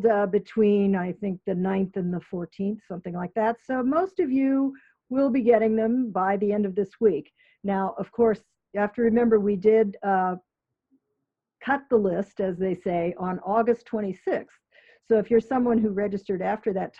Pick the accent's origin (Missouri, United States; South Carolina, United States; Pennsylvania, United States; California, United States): California, United States; San Francisco; now in Connecticut, United States; I'm from San Francisco